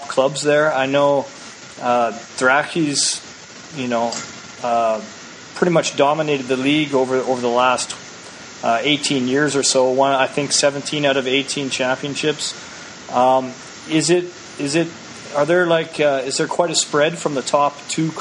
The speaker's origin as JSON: {"language": "English", "country": "Canada", "said": "I'm Canadian"}